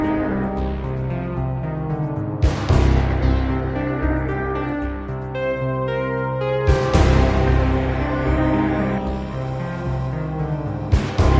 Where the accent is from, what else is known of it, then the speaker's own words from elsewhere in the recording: United States; I'm such an American